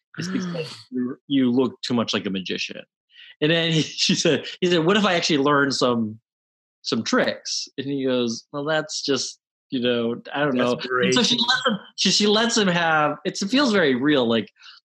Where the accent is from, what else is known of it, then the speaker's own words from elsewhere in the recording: Cleveland, Ohio, United States; now in New York, United States; I'm from Cleveland